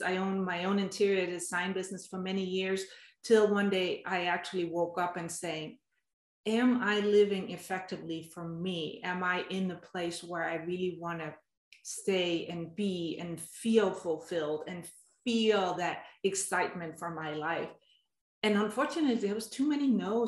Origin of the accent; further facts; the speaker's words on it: Denmark; moved away as an adult; now in United States; I have an accent, and that's because I've been born and raised in Denmark